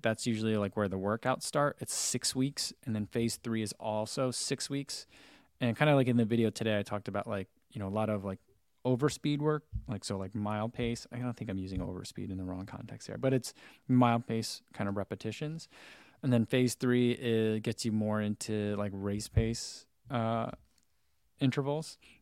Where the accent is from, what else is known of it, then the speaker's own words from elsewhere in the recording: New Jersey, United States; moved away; I'm originally from New Jersey